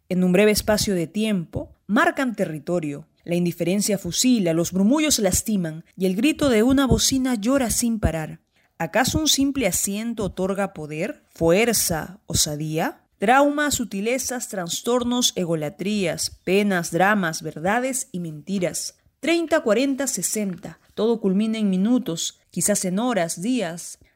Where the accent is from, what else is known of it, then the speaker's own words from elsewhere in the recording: Lima, Peru; soy de Lima, Perú